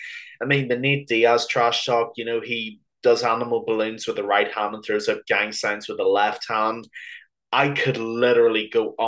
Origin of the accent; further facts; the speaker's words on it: Ireland; even though I am from Ireland